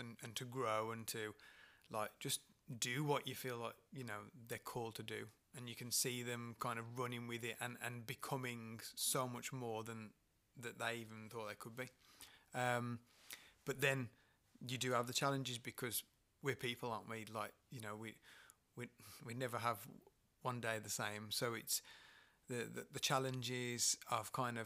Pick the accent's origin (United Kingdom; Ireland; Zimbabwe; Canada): United Kingdom; Dudley, West Midlands; I come from Dudley, born and bred